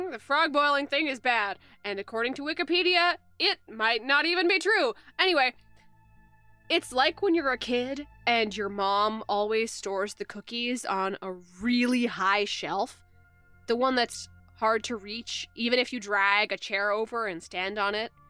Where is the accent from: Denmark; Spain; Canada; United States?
Canada; Kamloops, British Columbia; I'm from Kamloops, so probably a lot fewer mountains than you're picturing, actually.